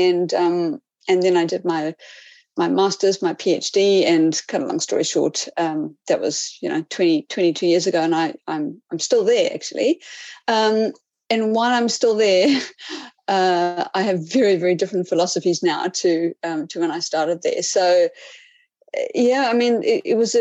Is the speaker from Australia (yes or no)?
no; Cape Town, Western Cape, South Africa; moved away as an adult; also born or lived in Whangarei, New Zealand; now in New Zealand; I am from South Africa, from the beautiful Cape Town